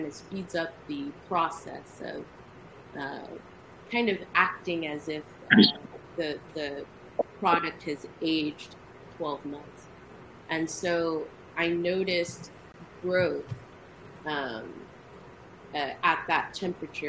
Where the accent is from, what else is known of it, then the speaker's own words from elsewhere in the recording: United States; I'm a Nigerian American. I was born here, but my parents are Nigerian